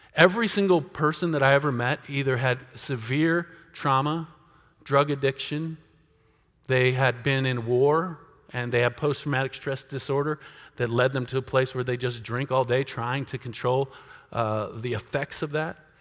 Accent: United States; us as American Christians

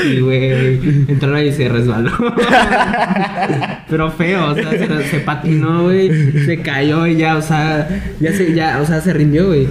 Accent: Mexico

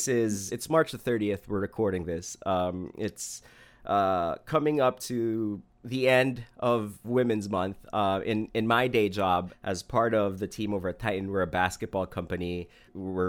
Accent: Philippines; I'm from the Philippines

